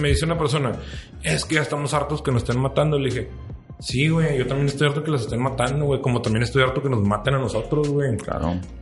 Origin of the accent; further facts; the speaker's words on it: Mexico; como mexicano